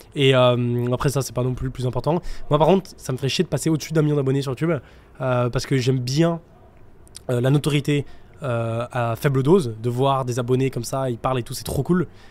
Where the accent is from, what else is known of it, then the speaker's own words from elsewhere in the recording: France; moved away; on est français